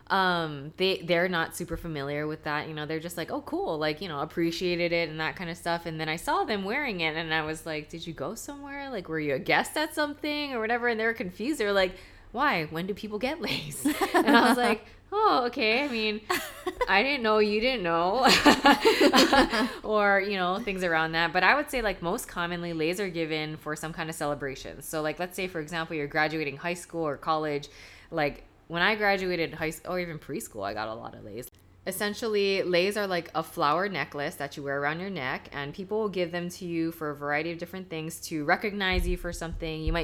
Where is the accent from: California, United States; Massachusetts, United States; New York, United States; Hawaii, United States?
Hawaii, United States; I'm not Hawaiian, I'm Japanese, but I've right. lived here like my whole life.